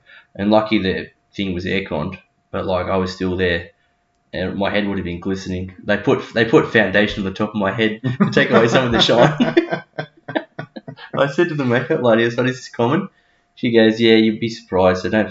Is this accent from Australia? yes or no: yes; Newcastle, New South Wales, Australia; also born or lived in Dubbo, New South Wales / Rathmines, New South Wales / Cardiff (Curry?), New South Wales; I've lived in Newcastle most of my life. I was born in Dubbo, and we went to Rathmines